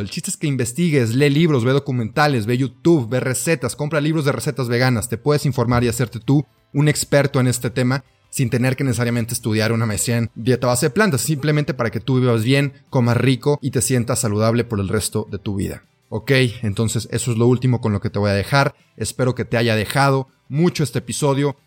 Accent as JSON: {"language": "Spanish", "country": "Mexico", "said": "yo soy mexicano"}